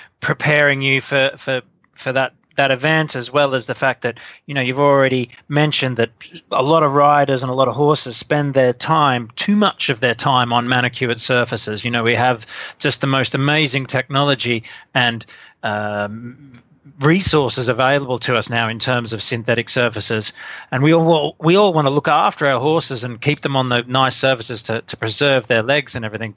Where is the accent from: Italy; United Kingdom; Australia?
Australia; the type of rude Australian I am